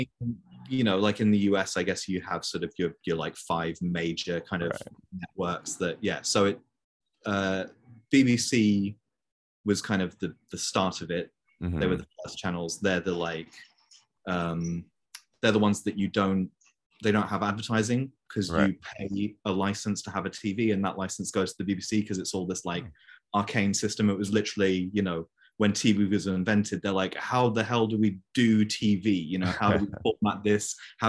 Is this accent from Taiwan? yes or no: no; Brussels, Brussels-Capital Region, Belgium; now in London, United Kingdom; I live in London currently. And my life story is that, so I am English, obviously, but I was born and raised in Brussels in Belgium.